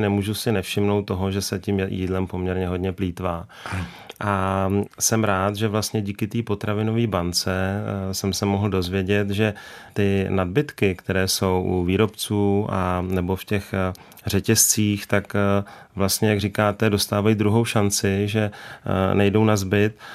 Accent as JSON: {"language": "Czech", "region": "Bohemia", "country": "Czechia", "said": "u nás v Čechách"}